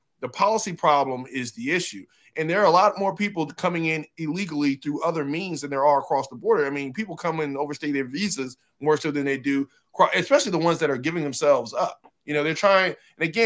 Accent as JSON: {"language": "English", "country": "Nigeria", "said": "I'm Nigerian"}